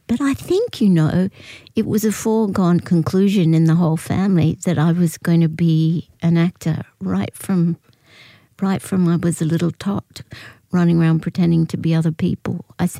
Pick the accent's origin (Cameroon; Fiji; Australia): Australia; I was happy in my own skin. My mother was English, so I was encouraged to sound like a little English person. I had to teach myself to sound Australian.